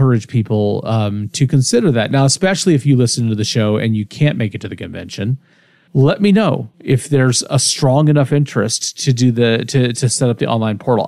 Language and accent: English; Kansas, United States; also born or lived in El Dorado, Kansas; I grew up in Kansas mostly